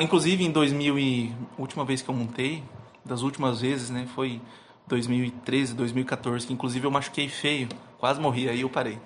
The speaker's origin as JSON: {"language": "Portuguese", "town": "Camapuã", "region": "Mato Grosso do Sul", "country": "Brazil", "tie": "born or raised there", "said": "nasci na fazenda, nasci em Camapuã e fui criado ali uh, no meio rural"}